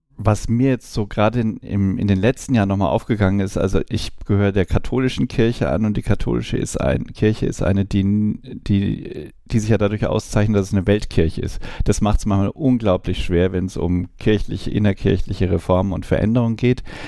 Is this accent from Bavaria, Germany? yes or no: yes; Hammelburg, Bavaria, Germany; ich komme aus Hammelburg, Kleinstadt, älteste Weinstadt in Franken